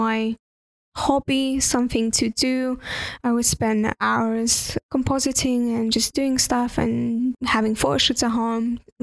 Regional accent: Estonia; first language Russian; English is a second language; moved away as an adult; also born or lived in United Kingdom; I'm from Estonia

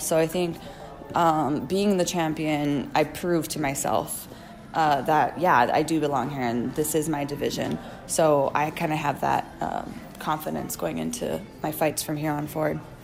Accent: Hawaii, United States; now in California, United States

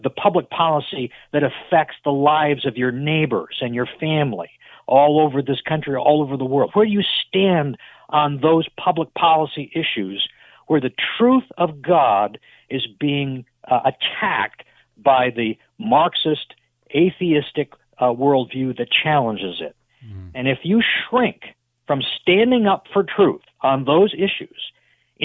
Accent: Massachusetts, United States; moved away as an adult; now in Memphis, United States; I was born and raised in Massachusetts

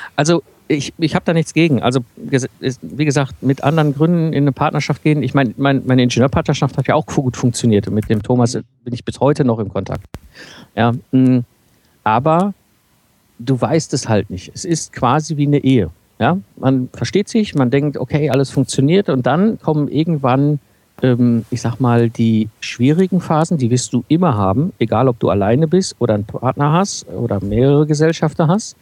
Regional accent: Ruhr area, North Rhine-Westphalia, Germany; now in Cologne, Germany; Ich komme ursprünglich aus dem Ruhrpott, bin so zwischen Kohle und Stahl aufgewachsen.

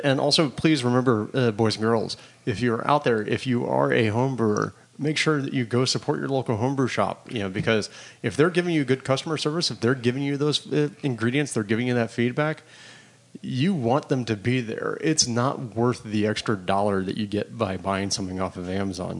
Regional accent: Florida, United States; now in Los Angeles, United States; I grew up in Florida

